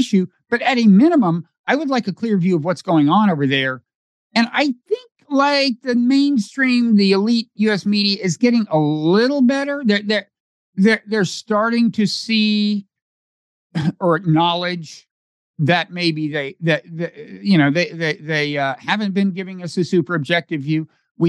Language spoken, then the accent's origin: English; United States; I'm an American citizen.